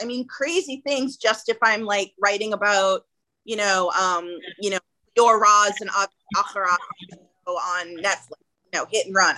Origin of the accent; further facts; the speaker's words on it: Boston, Massachusetts, United States; moved away as an adult; also born or lived in Ithaca, New York / Jerusalem, Israel; now in Los Angeles, United States; I grew up in Boston, Massachusetts, and uh, outside of Boston